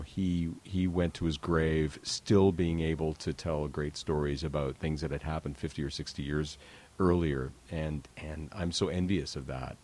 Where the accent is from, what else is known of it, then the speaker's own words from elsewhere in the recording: Calgary, Alberta, Canada; I grew up in Calgary